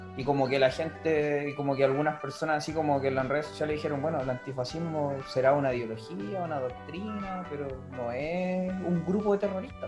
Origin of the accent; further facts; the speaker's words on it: Los Andes, Valparaíso, Chile; moved away; yo originalmente soy de los Andes y en los Andes, los un pueblo minero del corte